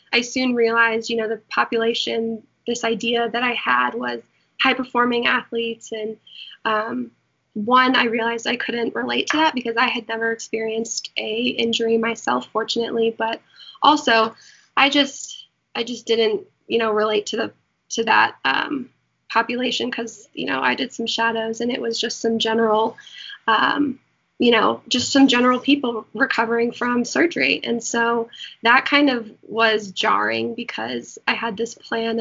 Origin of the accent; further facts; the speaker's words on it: Colorado, United States; moved away as an adult; also born or lived in Florida; I'm from Colorado